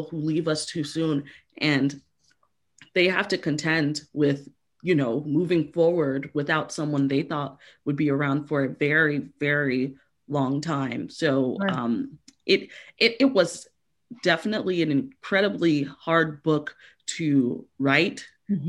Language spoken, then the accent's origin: English; Miami, Florida, United States; we are from Miami